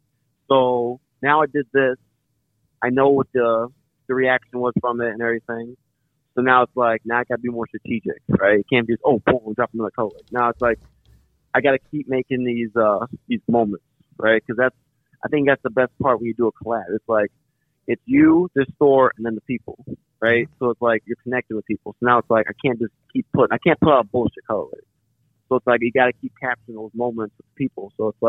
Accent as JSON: {"language": "English", "town": "Chicago", "region": "Illinois", "country": "United States", "tie": "born or raised there", "moved": "yes", "said": "I was born and raised in Chicago. So, and I've been gone from Chicago since like 05."}